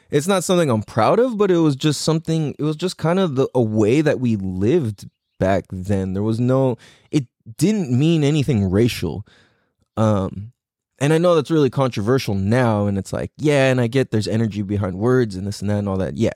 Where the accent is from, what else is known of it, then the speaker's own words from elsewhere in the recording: San Diego, California, United States; being half Chinese and half Norwegian, it automatically puts me in a really weird place. Because growing up in Mira Mesa